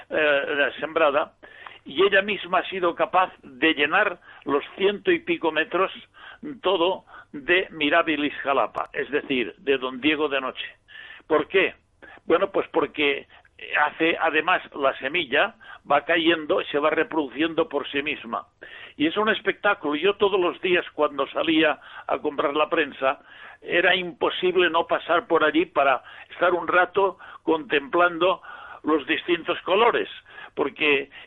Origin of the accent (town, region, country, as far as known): Villarreal, Valencian Community, Spain; born or raised there